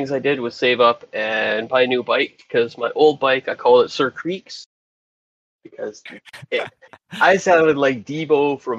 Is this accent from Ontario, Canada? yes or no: no; Regina, Saskatchewan, Canada; I'm from Regina, Saskatchewan.